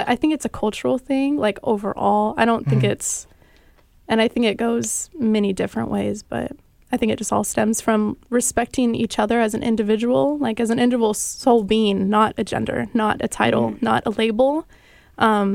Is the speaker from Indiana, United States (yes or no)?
no; Tacoma, Washington, United States; we're actually from Tacoma.